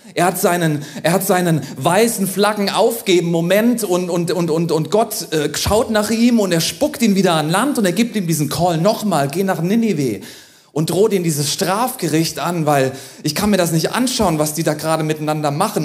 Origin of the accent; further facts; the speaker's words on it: Germany; auch für uns als Deutsche